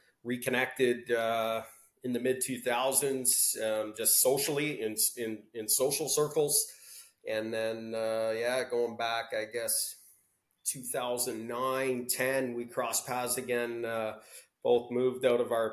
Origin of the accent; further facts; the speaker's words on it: Welland, Ontario, Canada; we grew up in Welland, Ontario